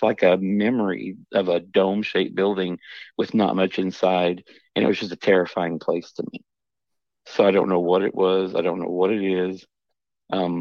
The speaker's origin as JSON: {"language": "English", "area": "the Ozarks", "region": "Missouri", "country": "United States", "said": "I'm from Missouri. and it's down the Ozarks."}